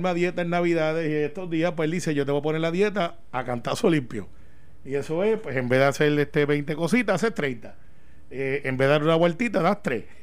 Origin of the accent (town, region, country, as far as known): Puerto Rico